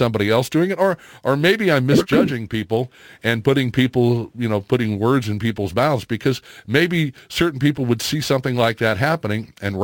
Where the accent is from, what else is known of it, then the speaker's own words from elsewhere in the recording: Florissant, Missouri, United States; I grew up in Florissant